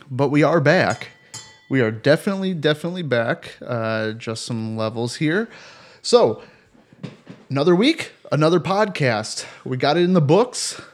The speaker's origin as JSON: {"language": "English", "town": "Cleveland", "region": "Ohio", "country": "United States", "said": "I am from Cleveland."}